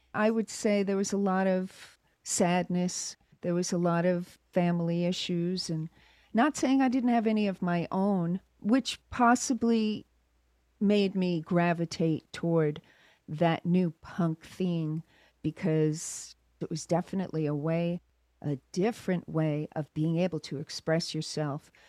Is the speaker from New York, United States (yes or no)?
yes; Long Island, New York, United States; moved away as an adult; also born or lived in London; now in Los Angeles, United States; I grew up in New York back in the 70s.